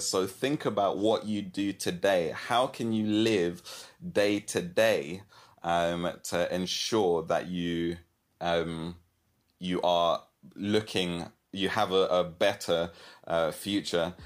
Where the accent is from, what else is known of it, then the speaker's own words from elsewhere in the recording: London, United Kingdom; moved away as an adult; also born or lived in Kenya; now in Brighton, United Kingdom; I'm originally from London. Well, actually, I'm originally from Kenya. I was born in Kenya and then moved to London.